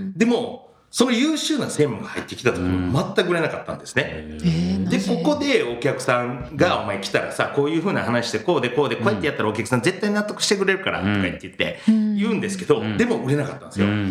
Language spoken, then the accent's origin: Japanese; Mie, Japan; moved away as an adult; 三重県地元に帰って